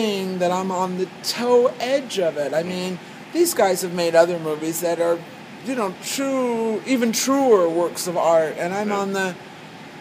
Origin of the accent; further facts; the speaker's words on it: United States; moved away as an adult; also born or lived in Italy; I'm American, but I just moved here from Italy